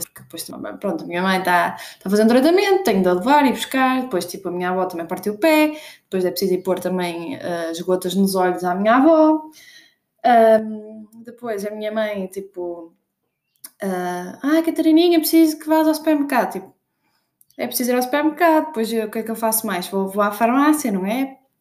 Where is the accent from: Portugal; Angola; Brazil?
Portugal; Norte; accent: northern (pronúncia do norte); estou mesmo com pronúncia do norte